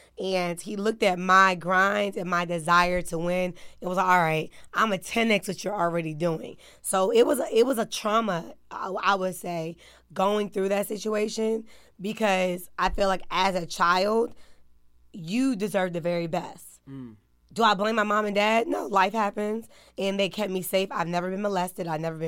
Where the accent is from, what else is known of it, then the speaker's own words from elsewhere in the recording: Maryland, United States; I'm from Maryland. So it's two separate situations.